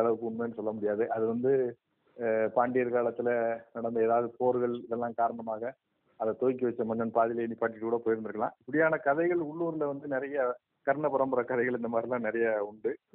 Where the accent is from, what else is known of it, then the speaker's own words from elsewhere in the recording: Kazhugumalai, Tamil Nadu, India; நான் கழுகுமலை ஊர்ல தான் பிறந்தேன்